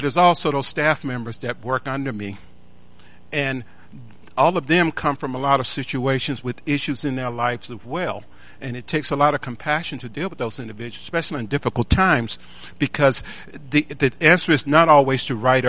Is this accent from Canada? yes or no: no; Tuscaloosa, Alabama, United States; I was born a poor black kid in Tuscaloosa, Alabama